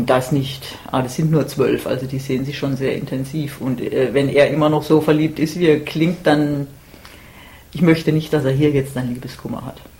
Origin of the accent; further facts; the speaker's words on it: Germany; now in Baltimore, United States; von meinem Heimatort in Deutschland bin ich ziemlich schon an der italienischen Grenze